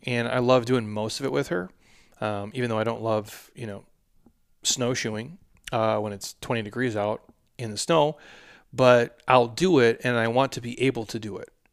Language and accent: English; Midwest, United States; I'm from the Midwest